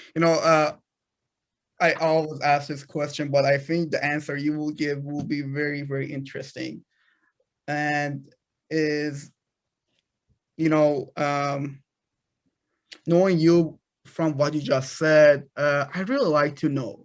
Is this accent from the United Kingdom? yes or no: no; Iran; moved away; I'm a product of a third world country. I'm, I'm from Iran